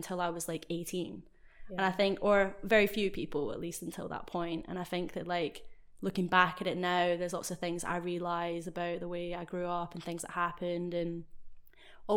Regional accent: Scotland, United Kingdom; moved away as an adult; also born or lived in Japan / Oxford; growing up in Scotland, half Japanese

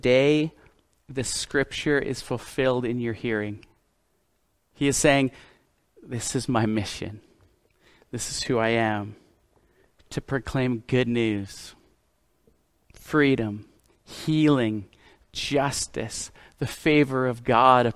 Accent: Canada; from Canada

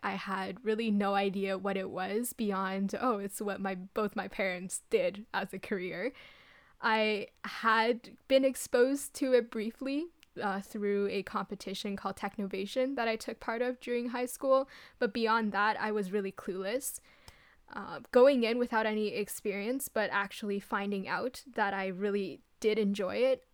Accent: Ottawa, Ontario, Canada; moved away as an adult; came back to Ottawa, my hometown

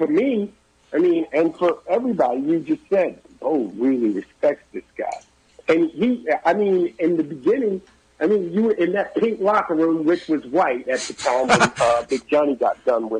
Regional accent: Massachusetts, United States; as a kid growing up in Massachusetts

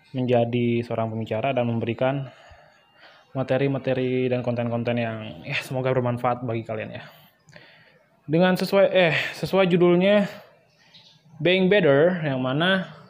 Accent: Bali, Indonesia; asal gue dari Bali

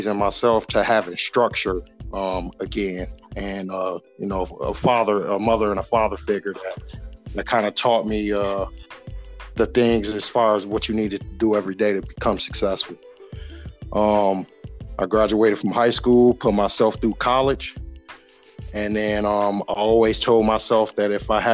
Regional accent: Grand Rapids, Michigan, United States; left me to fend for myself in the middle of Southeast Grand Rapids

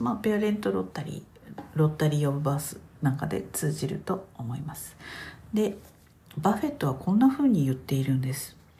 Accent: Japan; 私たち日本に生まれた人たち

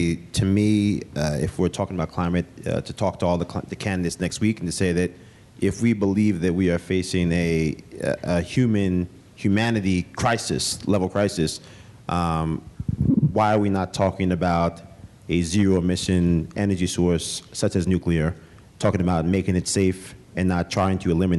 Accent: Yonkers, New York, United States; my hometown in Yonkers

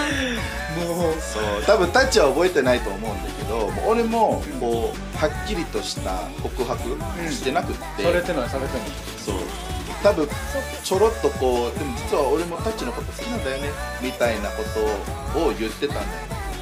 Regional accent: Philippines; Japanese is a second language; moved away as an adult; now in Japan; フィリピンから来たんだけど、うん、あのまあ、最初は留学できて

